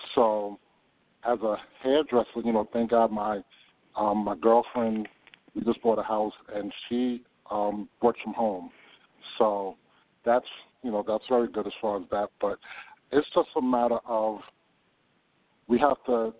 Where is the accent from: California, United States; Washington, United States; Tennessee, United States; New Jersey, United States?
New Jersey, United States; Hackensack; also born or lived in Harlem, New York; now in Arizona, United States; I'm originally from New Jersey, Hackensack, New Jersey, but I've spent my last 25 years in Harlem